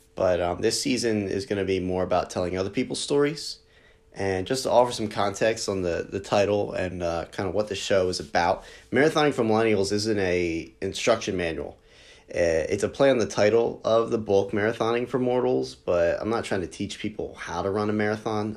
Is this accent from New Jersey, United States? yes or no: yes; New Jersey, United States; I lead a running community here in my hometown in South Jersey